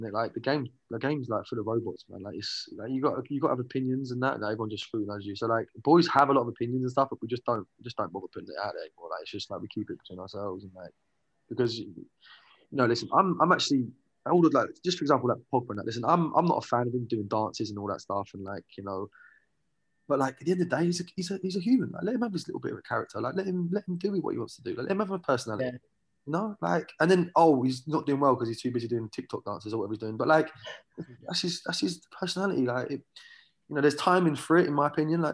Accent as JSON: {"language": "English", "town": "Watford", "region": "East of England", "country": "United Kingdom", "also_born_or_lived": "Ireland (ancestry)", "moved": "yes", "lives_now": "California, United States", "said": "I'm from Watford"}